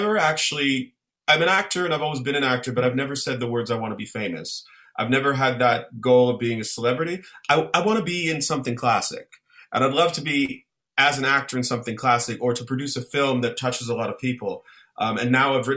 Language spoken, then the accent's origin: English; Ottawa, Ontario, Canada; Ottawa, my hometown